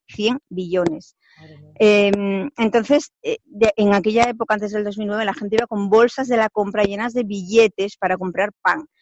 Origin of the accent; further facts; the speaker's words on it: Spain; moved away as an adult; now in Victoria Falls, Zimbabwe; para mí como española